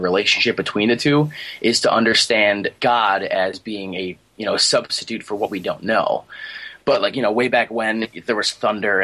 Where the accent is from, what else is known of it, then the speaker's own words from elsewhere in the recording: Buffalo, New York, United States; also born or lived in Virginia; I'm from Buffalo, New York. Well, really close to Niagara Falls, actually. I'm about five minutes away, driving distance away from Niagara Falls. I've pretty much been here my whole life